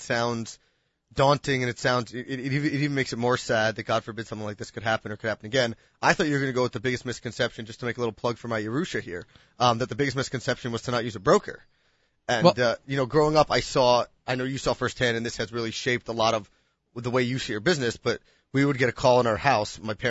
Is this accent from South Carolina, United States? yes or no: no; New York City, New York, United States; growing up in Manhattan